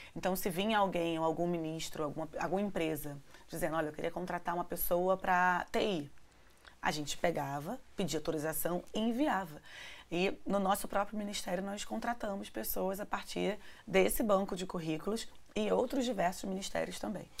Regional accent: Rio de Janeiro, Brazil; vindo da favela da Maré

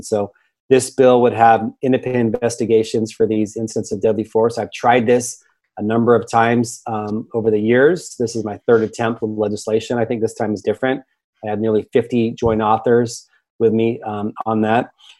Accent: Sacramento, California, United States; 50,000 people in my hometown in Sacramento

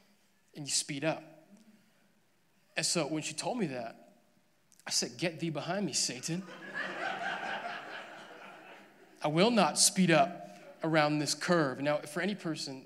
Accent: Alberta, Canada; I was born and raised in Alberta. I'm a great Alberta boy.

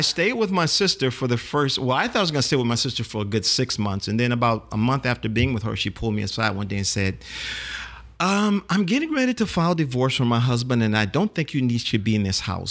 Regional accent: New Orleans, Louisiana, United States; grew up here in New Orleans

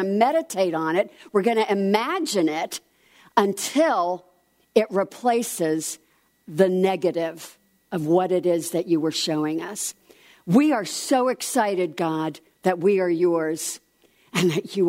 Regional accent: New Jersey, United States; I'm from New Jersey

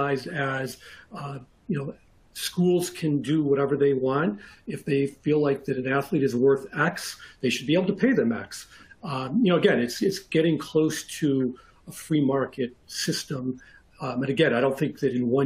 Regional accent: North Shore of Chicago, Illinois, United States; I'm from the North Shore of Chicago

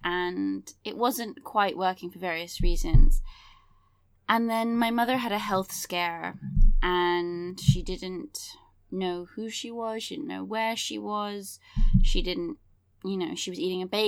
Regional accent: England, United Kingdom; I grew up in England

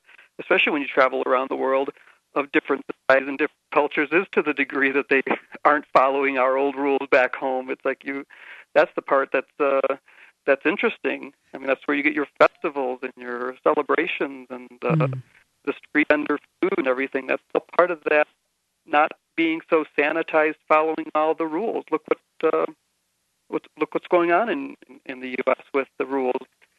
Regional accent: United States; now in Bogota, Colombia; Yeah, I'm. I'm teaching English here.

